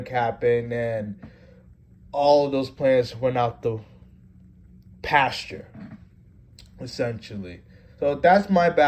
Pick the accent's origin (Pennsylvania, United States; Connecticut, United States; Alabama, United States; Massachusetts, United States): Connecticut, United States; Norwalk; also born or lived in Stamford, Connecticut / Fairfield, Connecticut; I've grown up in Connecticut all my life. Stamford for 2 years, Norwalk for 17 years. That's where I consider my hometown